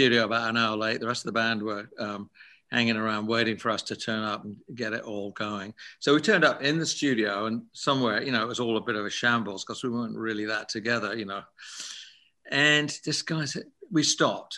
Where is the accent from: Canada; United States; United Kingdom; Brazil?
United Kingdom; England; a mate, Zoot Money, from my hometown in England.